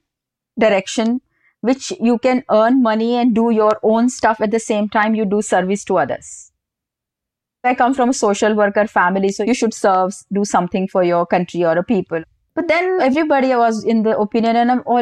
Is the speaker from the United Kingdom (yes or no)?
no; Rajasthan, India; moved away; also born or lived in Pune, India / Paris, France; I'm from Rajasthan